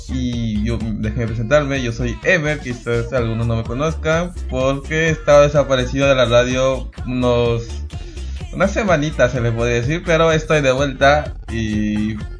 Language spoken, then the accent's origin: Spanish; Peru; yo soy peruano